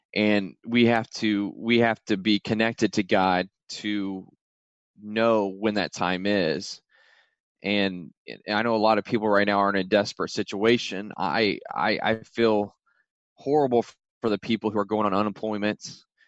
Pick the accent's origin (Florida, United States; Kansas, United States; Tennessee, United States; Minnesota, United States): Kansas, United States; I grew up in Kansas